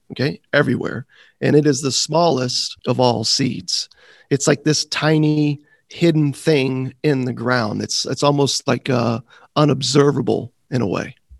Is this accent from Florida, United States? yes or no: yes; Florida, United States; growing up in Florida